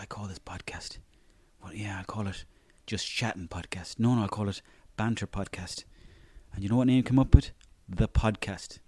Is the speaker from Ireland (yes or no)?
yes; Mayo, Connacht, Ireland; I'm from Mayo